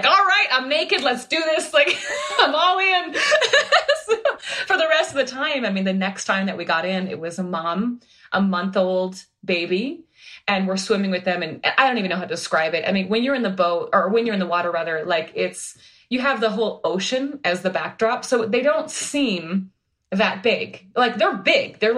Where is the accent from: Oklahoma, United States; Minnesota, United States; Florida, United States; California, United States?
Minnesota, United States; moved away; I'm from Minnesota